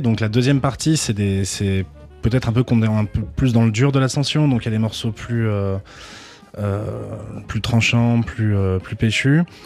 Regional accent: Toulouse, Occitania, France; je suis originaire de Toulouse

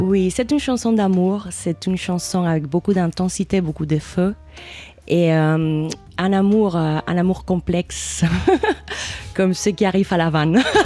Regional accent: Cuba; moved away; j'ai grandi à Cuba

